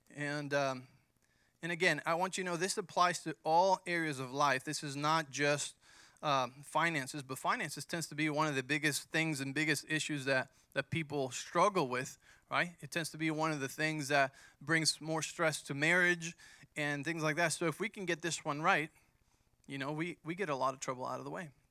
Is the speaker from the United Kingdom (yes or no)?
no; Mexico; moved away; I grew up in Mexico